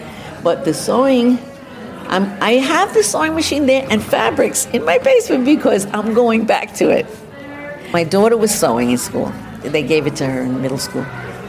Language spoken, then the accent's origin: English; New York City, New York, United States; also born or lived in Central Harlem; I grew up mostly in Queens, but first I lived in Central Harlem. I lived in Upper West Side. Well, it's Central Harlem. It was above 125th Street.